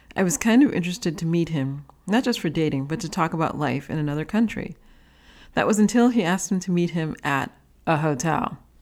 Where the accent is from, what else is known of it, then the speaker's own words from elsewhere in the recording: New York City, New York, United States; growing up in New York City, we always had a car